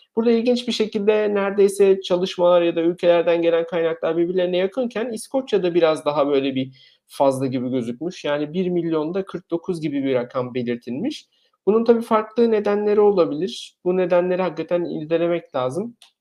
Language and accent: Turkish; Eskişehir, Turkey; moved away as an adult; now in Germany; Eskişehir doğumluyum.